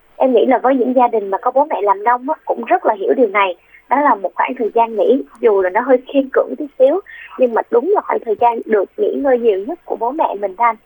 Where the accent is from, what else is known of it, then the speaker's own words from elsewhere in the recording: Vung Tau, Ba Ria-Vung Tau, Vietnam; moved away; vũng tàu là quê của